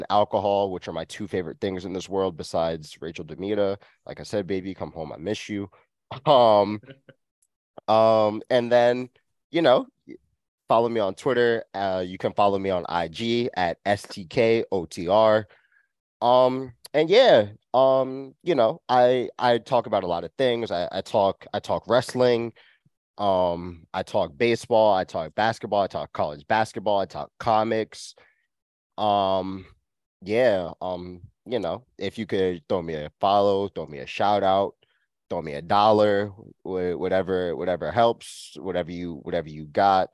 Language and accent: English; New York, United States; We're all from New York